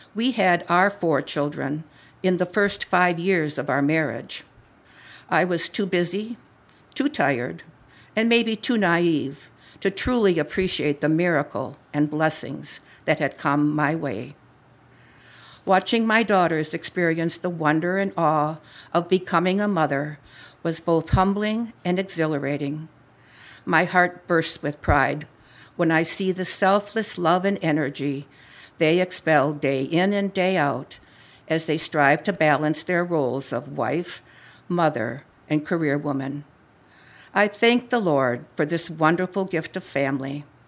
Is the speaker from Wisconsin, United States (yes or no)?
yes; Wisconsin, United States; moved away as an adult; now in Libertyville, United States; I am a cradle Catholic, born and raised in Wisconsin, home of the Green Bay Packers.